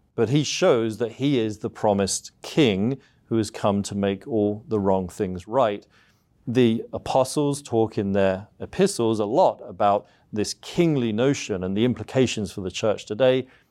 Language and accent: English; South East England, United Kingdom; moved away as an adult; now in United States; I'm from the U K originally, so, uh, I grew up in the southeast of England.